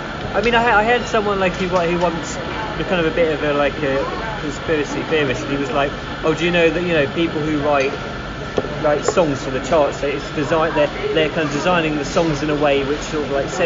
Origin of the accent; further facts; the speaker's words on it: Carshalton, London, United Kingdom; I grew up in Greater London.